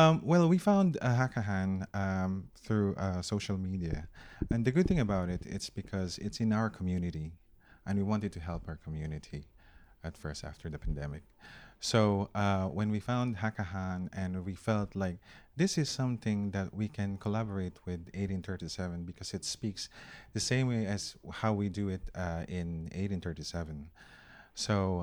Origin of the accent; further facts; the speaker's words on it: Philippines; And I don't want to be biased because I'm Filipino.